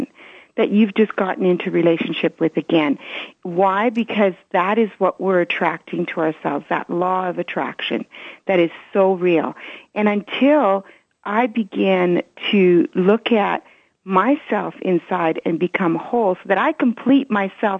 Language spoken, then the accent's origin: English; Canada; English is a second language; also born or lived in Belgium; I was born in Belgium as my history. And so they brought me to Canada, and I lost my grandparents